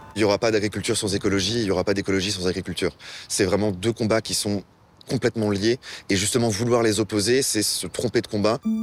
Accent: Bordeaux, Nouvelle-Aquitaine, France; moved away; also born or lived in Normandy; je suis bordelais d'origine

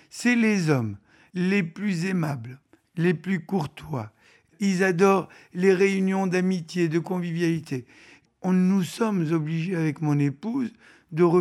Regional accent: France; moved away; Vous savez, j'ai pour coutume de dire que je suis orphelin de France. Donc je ne suis pas parti de gaieté de cœur

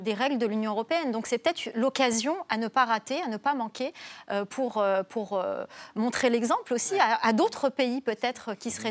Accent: Algeria; j'ai grandi en Algérie

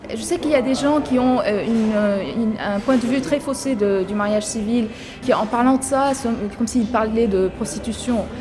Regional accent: Lebanon; je suis libanaise, architecte

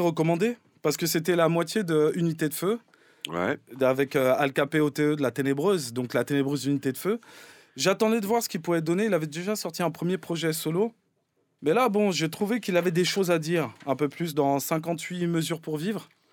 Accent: Paris, Île-de-France, France; j'ai grandi dans Paris

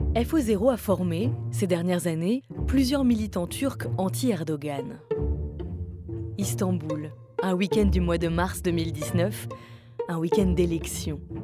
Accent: France; chez nous, en France

